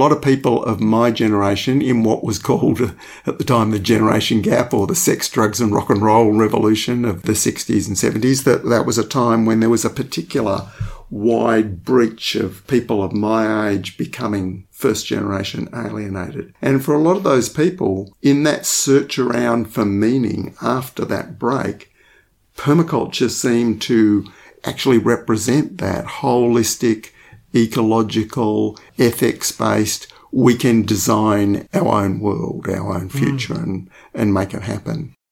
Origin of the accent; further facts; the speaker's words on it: Western Australia, Australia; growing up in Western Australia in the 1960s